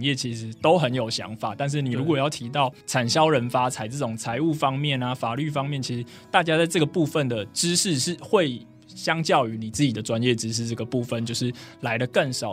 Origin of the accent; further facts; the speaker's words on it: Taipei, Taiwan; 因为我是台北人，所以我其实嗯。从 国小一路到大学，我都没有离开过台北去哦，等于说住在常住天龙国里面就对了